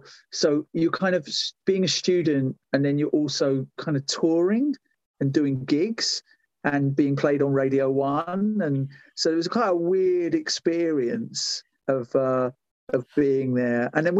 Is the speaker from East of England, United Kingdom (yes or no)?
yes; Essex, East of England, United Kingdom; moved away as an adult; leaving my home in Essex where I grew up